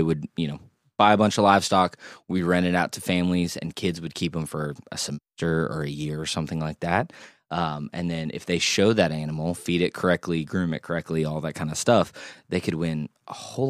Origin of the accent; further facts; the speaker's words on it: Oklahoma, United States; also born or lived in Kansas; now in Louisville, United States; I grew up in Oklahoma. I was born in Kansas.